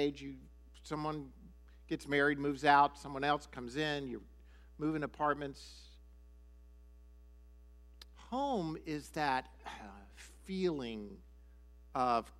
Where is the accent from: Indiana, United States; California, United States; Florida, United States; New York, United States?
Florida, United States; Miami; moved away as an adult; also born or lived in Shawnee, Oklahoma; I was raised or went to high school in Miami, Florida